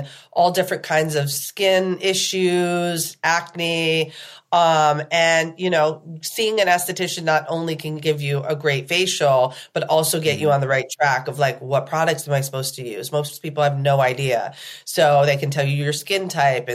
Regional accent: Plattsburgh, New York, United States; also born or lived in Manhattan, New York; I was born in Manhattan, but I was raised in Plattsburgh, New York

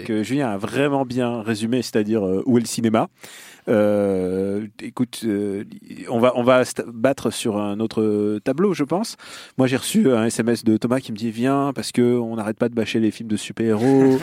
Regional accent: Russia; moved away; là d'où je viens

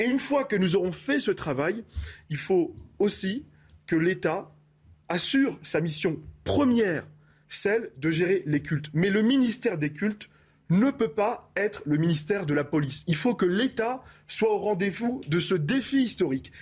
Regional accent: France; je suis français, j'aime profondément mon pays

